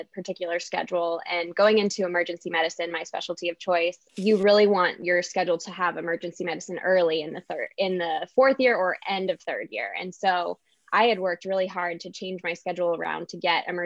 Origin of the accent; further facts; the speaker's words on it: Southern California, United States; moved away as an adult; now in Illinois, United States; I'm from Southern California and came out here to Illinois for medical school